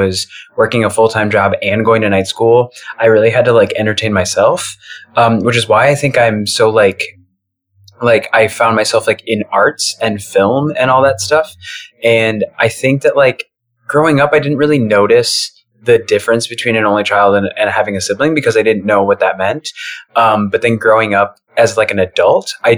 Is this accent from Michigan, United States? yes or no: yes; Michigan, United States; moved away as an adult; also born or lived in Joplin, Missouri; now in Chicago, United States; I grew up in Michigan